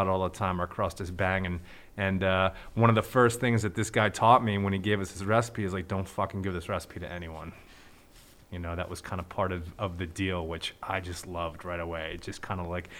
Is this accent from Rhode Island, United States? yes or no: yes; Newport, Rhode Island, United States; growing up in Newport